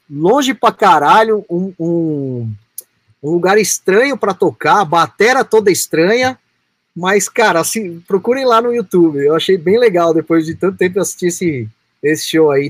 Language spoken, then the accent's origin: Portuguese; Brazil; eu sou brasileiro